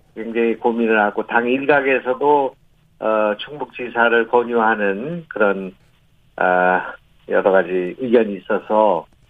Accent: North Chungcheong, South Korea; moved away; also born or lived in Gyeonggi Province; 제 고향이 이제 충청북도이고 거기서 자랐고, 예. 낳고

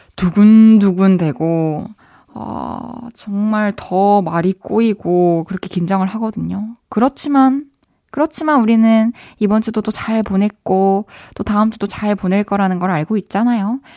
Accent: Masan, South Gyeongsang, South Korea; moved away; 저는 어렸을 때 마산에서 자랐잖아요.

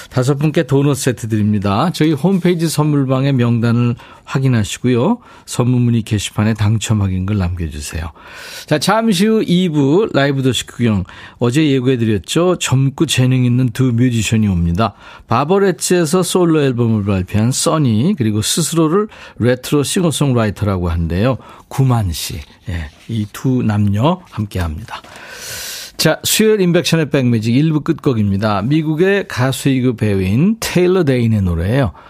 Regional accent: Cheonan, South Chungcheong, South Korea; 이순란 씨, 오, 천안. 저도 천안인데 반가워요.

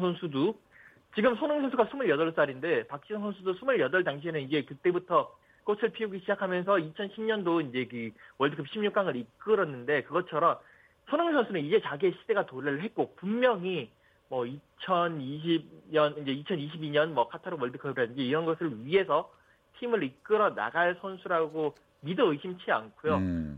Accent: South Korea

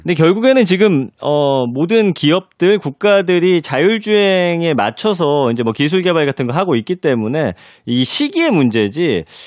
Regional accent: Daejeon, South Korea; moved away; 저는 대전 출신이잖아요.

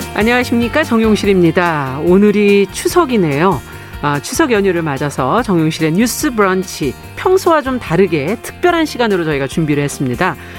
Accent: Seoul, South Korea; 저도 서울이에요 고향이

